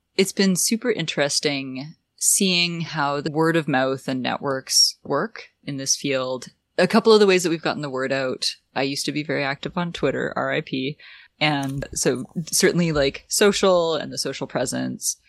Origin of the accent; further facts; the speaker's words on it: Ottawa, Ontario, Canada; also born or lived in San Francisco; I grew up in Ottawa